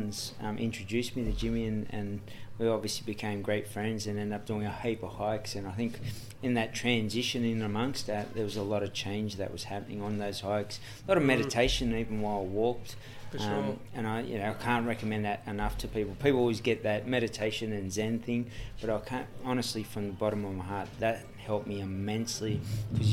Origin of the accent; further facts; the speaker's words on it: Sydney, New South Wales, Australia; I grew up in Redfern, Everly Street, Redfern